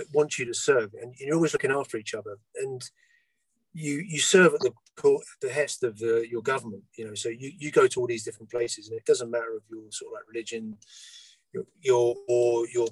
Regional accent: London, United Kingdom; I was born in London, which is landlocked

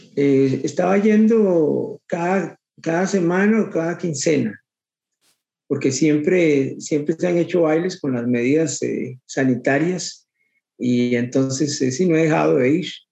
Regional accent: Guadalupe, San José, Costa Rica; toda mi vida, toda mi vida soy de aquí, de Guadalupe

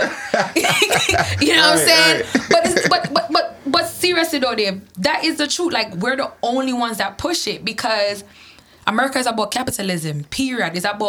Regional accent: Jamaica; Not even in Jamaica. And what? I'm from Jamaica.

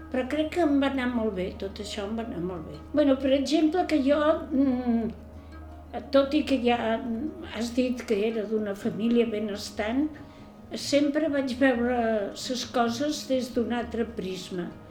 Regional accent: Barcelona, Catalonia, Spain; vaig néixer a Barcelona el dia 1 de febrer de 1932

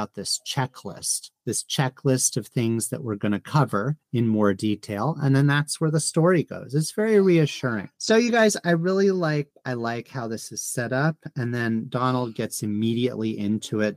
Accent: United States; as an American

